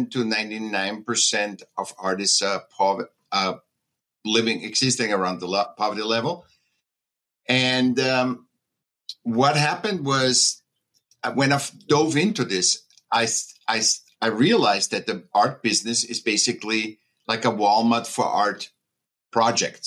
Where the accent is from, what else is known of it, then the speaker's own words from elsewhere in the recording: Vienna, Austria; I was born in Vienna, Austria